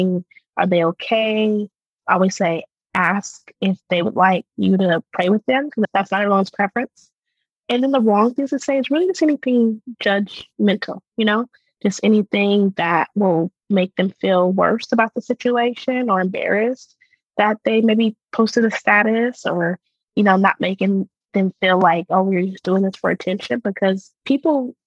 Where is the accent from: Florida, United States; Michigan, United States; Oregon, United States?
Oregon, United States; Portland; now in Houston, United States; I grew up in Portland, Oregon, which is majority white population